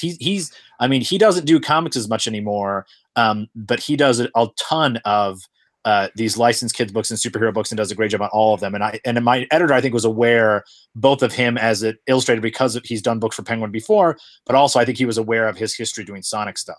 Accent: Flint, Michigan, United States; moved away; I'm originally from Flint, Michigan

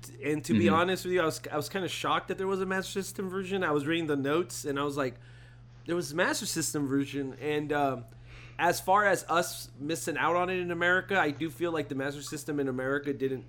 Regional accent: United States; Yeah, of course, we're American.

